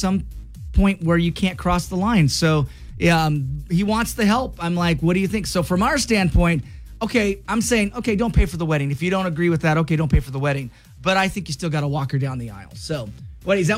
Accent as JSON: {"language": "English", "town": "Clarkston", "region": "Washington", "country": "United States", "tie": "born or raised there", "moved": "yes", "said": "I'm from Washington, um, from Clarkston"}